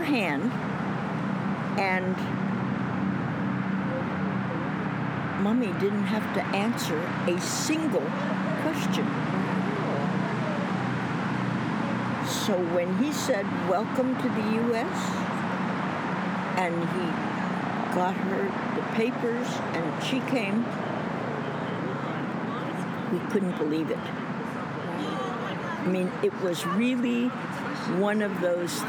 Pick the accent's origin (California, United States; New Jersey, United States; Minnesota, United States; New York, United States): New York, United States; also born or lived in Augusta, Georgia; growing up in New York